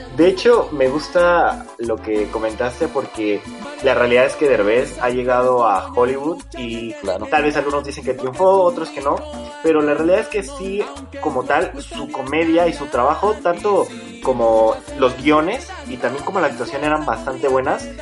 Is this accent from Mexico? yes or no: yes; Mexico City, Mexico; somos de, Ciudad de México